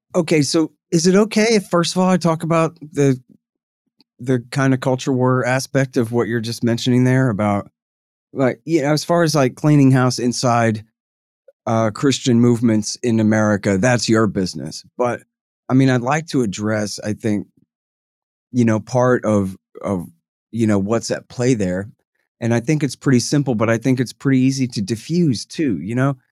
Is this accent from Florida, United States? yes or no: no; Austin, Texas, United States; I'm from Austin, Texas.